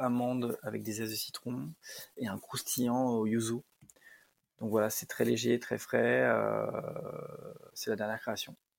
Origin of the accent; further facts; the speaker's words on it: Lyon, Auvergne-Rhône-Alpes, France; moi je suis de Lyon